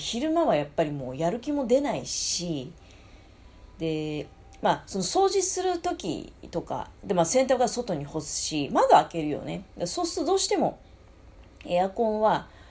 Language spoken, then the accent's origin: Japanese; Tokamachi, Niigata, Japan; うちの実家もそうなんだけどね、十日町っていうとこも